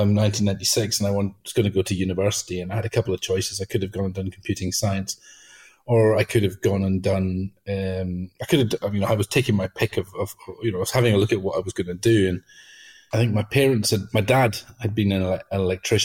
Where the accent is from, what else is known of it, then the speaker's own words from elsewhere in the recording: Outer Hebrides, Scotland, United Kingdom; I grew up in the Outer Hebrides